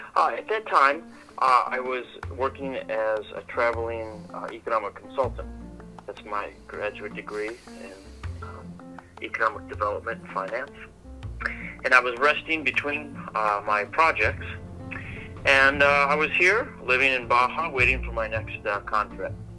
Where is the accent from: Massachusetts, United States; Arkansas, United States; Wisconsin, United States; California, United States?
Wisconsin, United States; Milton; moved away as an adult; now in Ensenada, Mexico; I grew up in a small town in southern Wisconsin. The town was called Milton, about 4,444 people